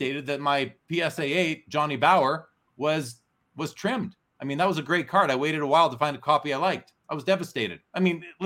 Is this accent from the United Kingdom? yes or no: no; Canada; I'm Canadian